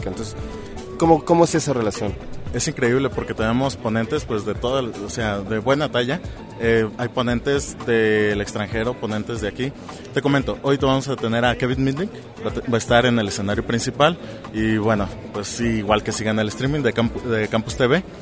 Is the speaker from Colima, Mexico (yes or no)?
yes; Colima, Mexico; yo soy de Colima.